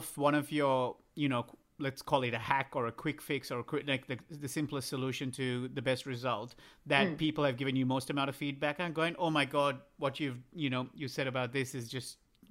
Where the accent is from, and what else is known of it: Australia